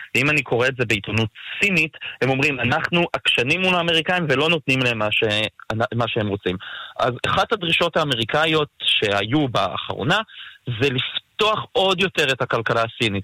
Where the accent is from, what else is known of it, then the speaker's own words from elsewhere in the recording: Israel; ואנחנו כישראלים